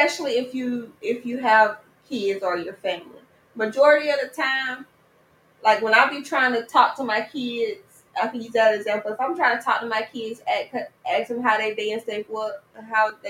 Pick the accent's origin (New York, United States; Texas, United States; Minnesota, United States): Texas, United States; I'm from the country in Texas, so all our family was on the same street